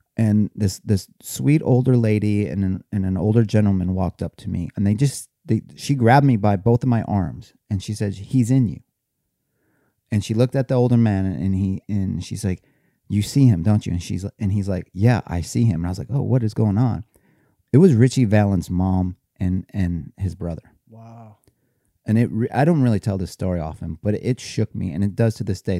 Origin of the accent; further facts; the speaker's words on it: Cleveland, Ohio, United States; I grew up in Cleveland